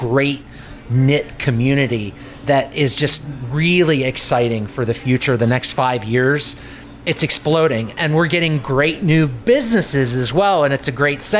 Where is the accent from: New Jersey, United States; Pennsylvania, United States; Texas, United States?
Pennsylvania, United States; McDonald; moved away as an adult; now in Coraopolis, United States; So I originally came to Coraopolis in 2015 because it was closer to work. So I'm originally from McDonald, Pennsylvania.